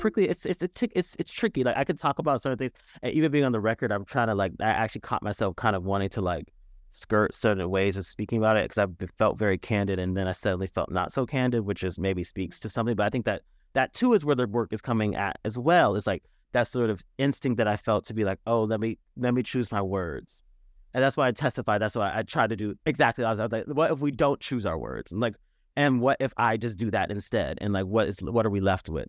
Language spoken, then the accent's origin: English; United States; I have ancestral heritage going back to Ghana, and yet I'm not Ghanaian, I'm American.